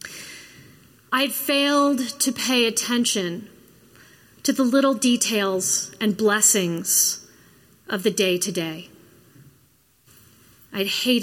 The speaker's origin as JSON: {"language": "English", "region": "Florida", "country": "United States", "tie": "born or raised there", "also_born_or_lived": "Minnesota", "moved": "yes", "said": "I grew up in Florida"}